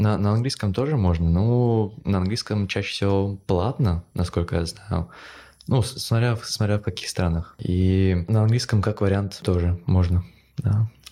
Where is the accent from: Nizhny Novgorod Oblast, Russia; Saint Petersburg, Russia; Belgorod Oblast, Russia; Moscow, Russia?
Moscow, Russia; moved away as an adult; also born or lived in Czech Republic; now in Prague, Czech Republic; я в Москве сколько, 11 лет учился в средней школе